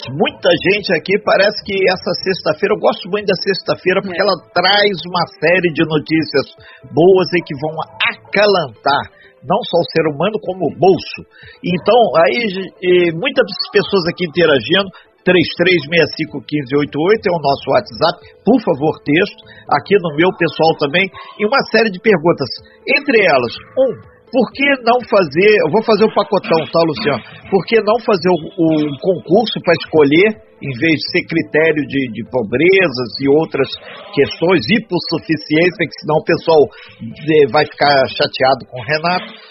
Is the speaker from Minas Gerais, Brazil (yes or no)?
yes; Minas Gerais, Brazil; now in Angra dos Reis, Brazil; eu sou mineiro.